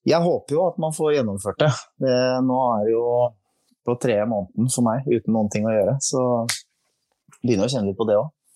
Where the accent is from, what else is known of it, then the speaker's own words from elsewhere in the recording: Skien, Telemark, Norway; Jeg kommer fra Skien. Vi prata egentlig, egentlig litt breiere der jeg kommer fra